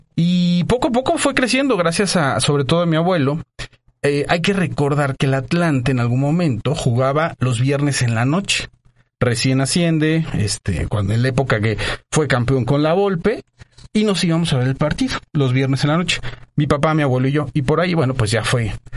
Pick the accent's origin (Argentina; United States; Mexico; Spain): Mexico; Mexico City; moved away as an adult; also born or lived in Monterrey / Guadalajara; de la Ciudad de México. Mis papás se, eh, eh, se conocieron acá. Soy sateluco, eh, orgullosamente sateluco